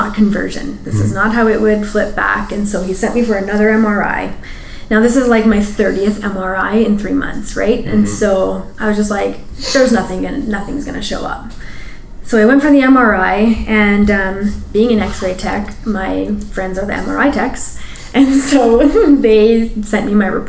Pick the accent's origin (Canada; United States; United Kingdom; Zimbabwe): Canada; Edmonton, Alberta; growing up in Edmonton, being East Indian in the 80s